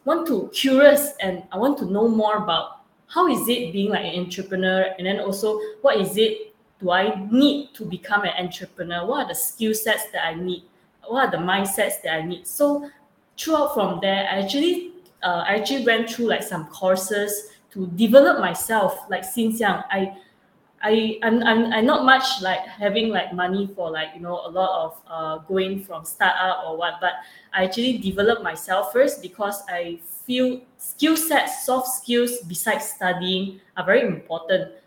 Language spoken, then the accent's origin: English; Malaysia; I'm from Malaysia, and it's 4 a.m. right now, actually, from Malaysia.